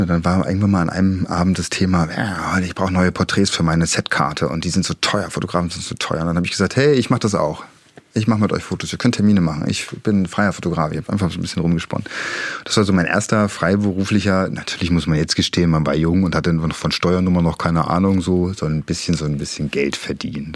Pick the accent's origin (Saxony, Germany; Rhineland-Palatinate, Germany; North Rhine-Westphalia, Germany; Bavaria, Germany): Saxony, Germany; Dresden; Ich komme ja aus der Friedrichstadt